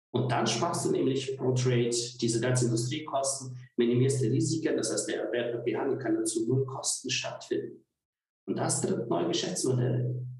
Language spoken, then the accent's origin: German; Koblenz, Rhineland-Palatinate, Germany; moved away; also born or lived in Görlitz; Eigentlich komme ich aus Koblenz